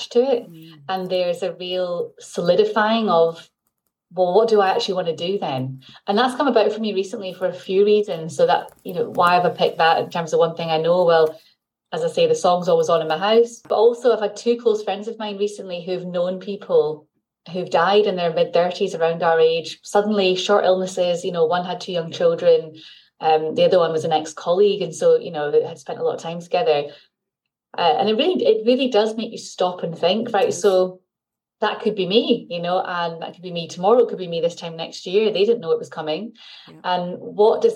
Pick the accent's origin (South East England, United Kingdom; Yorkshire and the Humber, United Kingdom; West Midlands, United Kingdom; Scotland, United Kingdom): Scotland, United Kingdom; Glasgow; moved away as an adult; also born or lived in London / Cambridge / Newcastle; I've born and brought up in Glasgow, lived here until I went to uni, and then actually went to England for 10 years in London and Cambridge and Newcastle, all over, and then moved back up here when I had my first child.